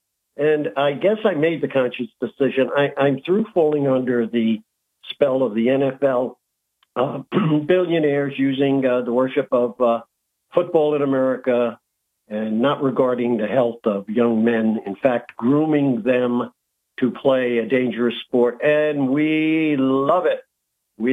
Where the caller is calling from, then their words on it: Binghamton, New York, United States; I'm calling from Binghamton, New York.